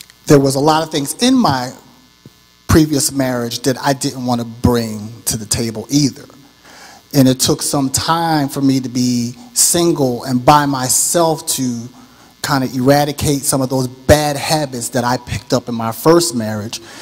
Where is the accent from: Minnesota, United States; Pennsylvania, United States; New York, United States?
Pennsylvania, United States; Philadelphia; I grew up in Philadelphia. I was born and raised.